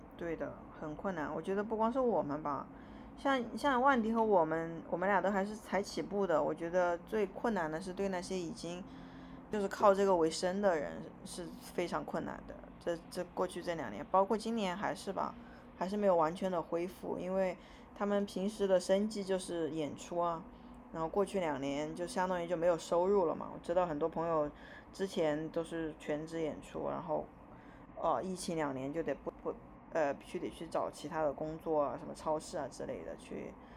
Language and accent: Chinese; China; first language Chinese; moved away as an adult; also born or lived in United States; now in Australia; 我是一个中国人